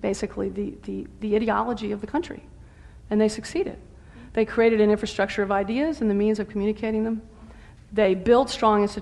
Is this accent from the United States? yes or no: yes; the South, United States; I'm a Southerner